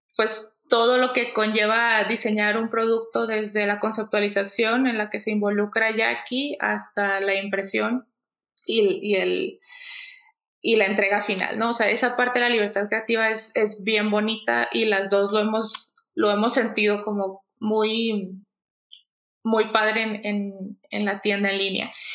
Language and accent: Spanish; Culiacán, Sinaloa, Mexico; moved away as an adult; now in Mexico City, Mexico; Somos de Culiacán las dos, de Sinaloa.